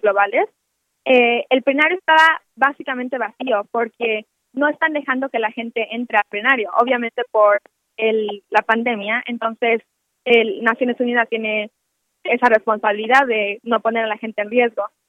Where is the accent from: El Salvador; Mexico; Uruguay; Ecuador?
Mexico